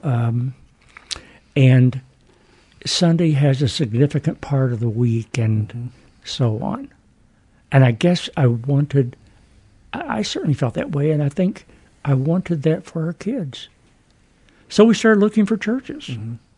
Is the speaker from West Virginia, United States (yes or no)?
yes; Huntington, West Virginia, United States; Huntington, Wayne County, West, West Virginia.